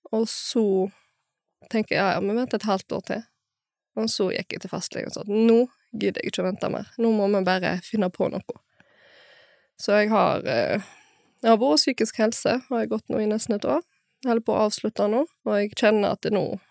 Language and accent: Norwegian; Bømlo, Vestland, Norway; Jeg er fra Bømlo